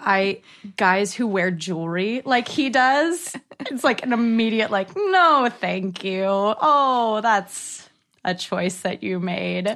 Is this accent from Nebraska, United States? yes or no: no; Northern California, United States; now in Los Angeles, United States; I'm originally from Northern California. I'm an actor living in Los Angeles